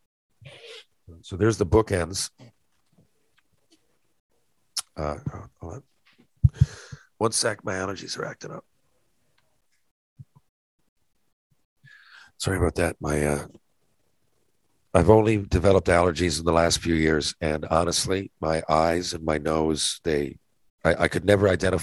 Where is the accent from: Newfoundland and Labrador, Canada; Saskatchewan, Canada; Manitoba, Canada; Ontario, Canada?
Newfoundland and Labrador, Canada; a Newfoundlander